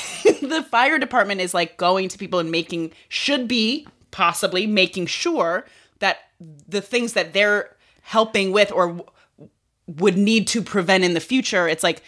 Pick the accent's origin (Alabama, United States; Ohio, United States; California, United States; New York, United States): New York, United States; born there; I was born in New York, so I should know this, but I don't.